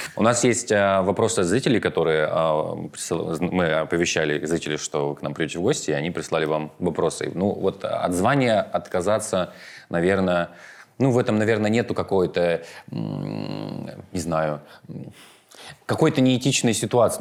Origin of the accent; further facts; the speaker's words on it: Omsk, Omsk Oblast, Russia; я и сам из Омска